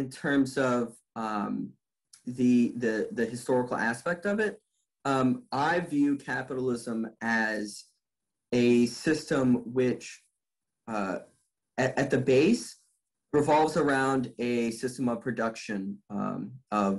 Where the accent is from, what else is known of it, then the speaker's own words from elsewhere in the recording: United States; growing up in the United States